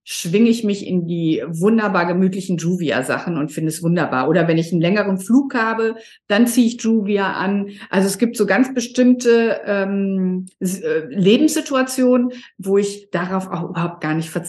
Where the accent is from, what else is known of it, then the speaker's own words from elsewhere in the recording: Sylt, Schleswig-Holstein, Germany; Ja, ich bin aus Sylt, es ist sieben Grad